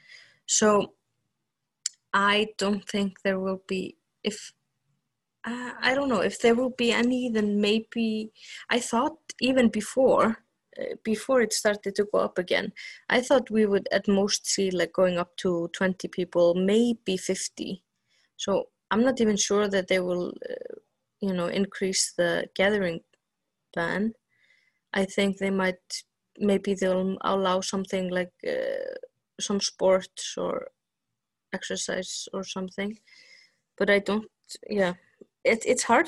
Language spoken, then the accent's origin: English; Vestmannaeyjar, Iceland; in my hometown, it's mostly fishing